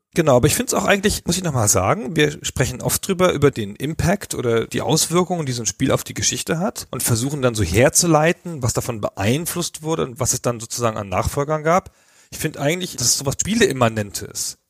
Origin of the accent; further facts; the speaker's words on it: Karlsruhe, Baden-Württemberg, Germany; ich komme aus Karlsruhe